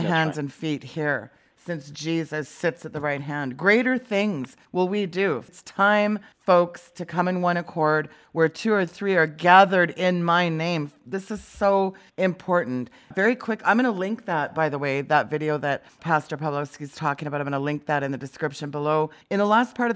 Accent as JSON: {"language": "English", "country": "Canada", "said": "as a Canadian"}